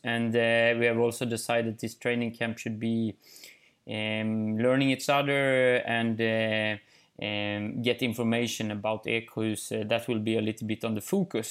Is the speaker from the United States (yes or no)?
no; Eksjö, Jönköping County, Sweden; English is a second language; also born or lived in northern Sweden; I'm in Småland in Eksjö, in my hometown